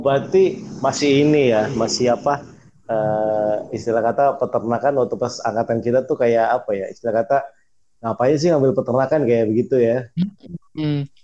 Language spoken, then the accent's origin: Indonesian; Jakarta, Indonesia; moved away as an adult; also born or lived in Yogyakarta; aslinya sih kita berdua dari Jakarta jadi iya, Jakarta yang kuliah di Jogja.